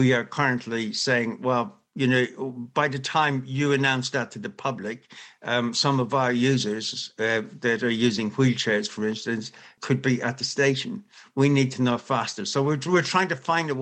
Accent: Ireland; As an Irish person, we say to be sure, to be sure

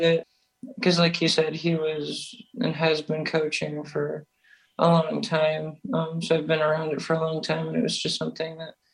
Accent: Davison, Michigan, United States; I'm from Davidson, Michigan

